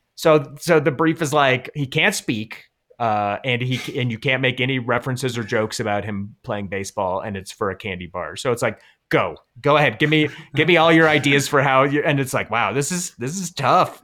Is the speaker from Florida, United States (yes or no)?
no; Colorado, United States; I'm from Colorado